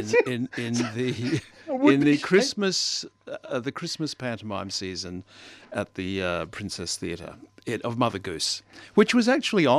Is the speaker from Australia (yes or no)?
yes; Maryborough, Queensland, Australia; I come from Maryborough